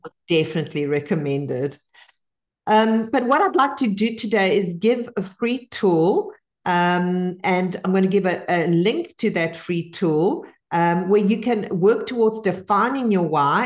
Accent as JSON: {"language": "English", "country": "Bolivia", "tie": "born or raised there", "second_language": "English", "moved": "yes", "lives_now": "United States", "said": "I only learned to speak English at ten because I was born in Bolivia"}